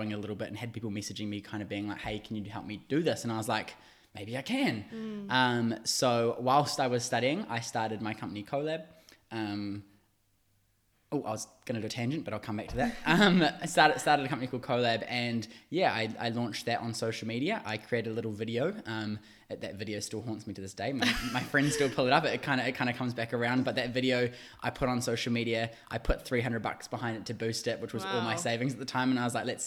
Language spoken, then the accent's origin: English; Waiuku, Auckland, New Zealand; I am originally from South Auckland, a little town called Waiuku. I moved out to the city to do uni